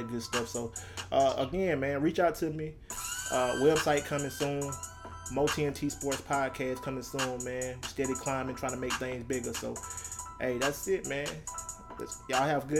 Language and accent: English; Troy, Alabama, United States; now in New Orleans, United States; my hometown of Troy, Alabama